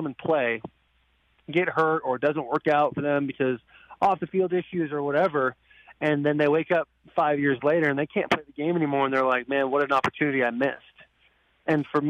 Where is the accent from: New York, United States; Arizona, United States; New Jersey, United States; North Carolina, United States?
Arizona, United States; moved away; a team that I grew up watching in Arizona